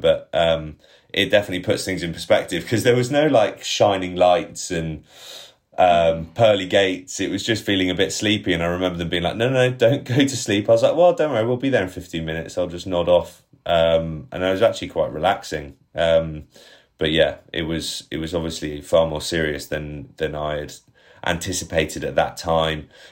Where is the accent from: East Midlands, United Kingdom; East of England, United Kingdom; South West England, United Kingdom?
South West England, United Kingdom; Bath; signed for Bath after I left school, which was obviously a childhood, childhood dream of mine, my hometown club.